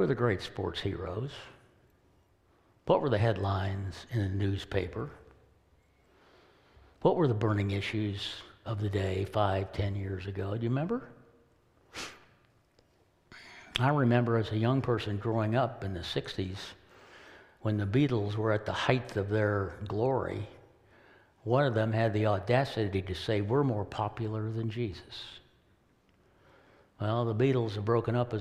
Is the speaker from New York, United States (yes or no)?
no; Kansas, United States; as a young boy growing up in Kansas